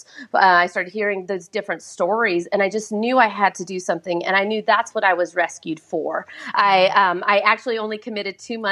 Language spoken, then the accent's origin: English; Southern California, United States; born and raised in Southern California